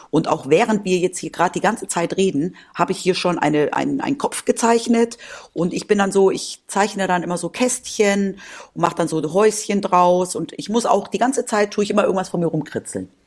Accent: Spain; ich bin ja in Spanien aufgewachsen und das war für mich immer ein totales Highlight, weil meine Oma mir damals in Deutschland jede Woche Comics gekauft hat und mir einmal im Monat ein Päckchen nach Spanien geschickt hat

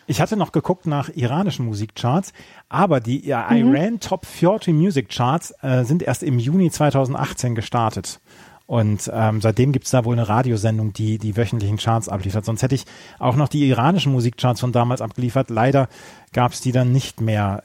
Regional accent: Bielefeld, North Rhine-Westphalia, Germany; in meiner Heimat

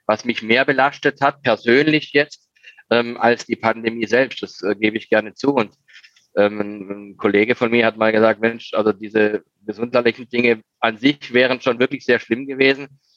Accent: Baden-Württemberg, Germany; born there; ich bin von einem relativ, also einem relativ harten Holz geschnitzt als gebürtiger Schwarzwälder.

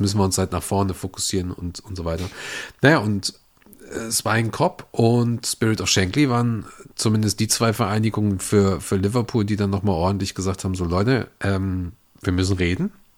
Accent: Upper Palatinate, Bavaria, Germany; moved away; Ich komme eigentlich aus der Oberpfalz

